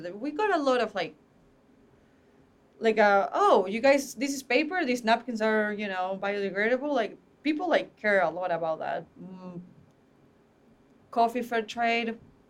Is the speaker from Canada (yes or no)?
no; Buenos Aires, Argentina; now in United States; Buenos Aires.